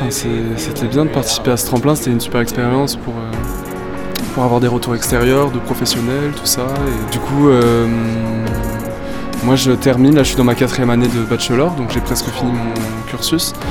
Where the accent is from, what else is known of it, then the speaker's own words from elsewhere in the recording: Montpellier, Occitania, France; also born or lived in Germany; now in Essen, Germany; je viens de Montpellier à la base, et puis maintenant j'habite en Allemagne.